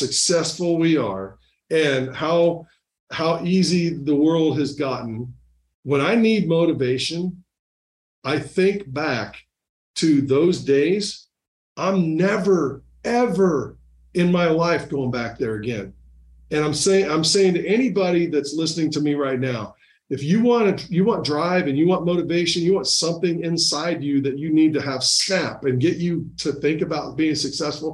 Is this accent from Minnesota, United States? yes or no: no; Indiana, United States; moved away as an adult; also born or lived in Albuquerque, New Mexico; in my hometown in Indiana